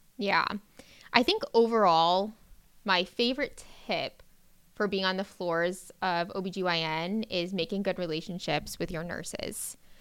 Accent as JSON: {"language": "English", "town": "Davie", "region": "Florida", "country": "United States", "tie": "born or raised there", "said": "I grew up pretty locally. I'm from Davie, Florida"}